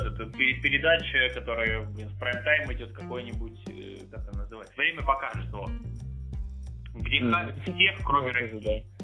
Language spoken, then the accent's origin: Russian; Belarus; Сербы, славе, Словения, Словаки, украинцы, мы, белорусы.